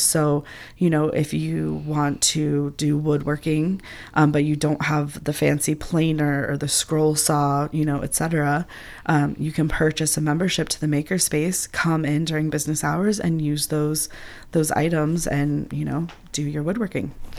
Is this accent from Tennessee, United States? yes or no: no; Upper Arlington, Ohio, United States; now in Athens, United States; I actually grew up in Upper Arlington and graduated from Upper Arlington High School